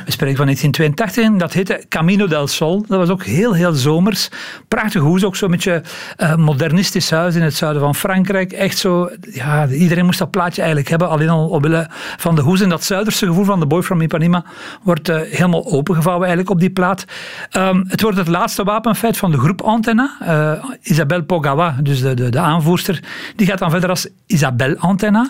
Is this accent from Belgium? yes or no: yes; Belgium; als Belgen